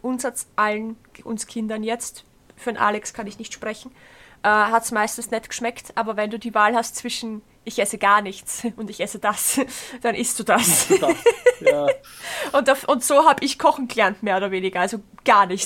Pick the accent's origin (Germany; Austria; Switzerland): Austria; Bruck an der Leitha, Lower Austria; ich komme ja ähm, ursprünglich aus Bruck an der Leiter.